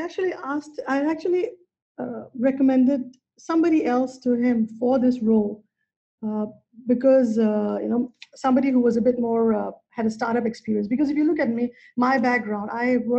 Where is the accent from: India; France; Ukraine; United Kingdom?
India; moved away; I grew up in India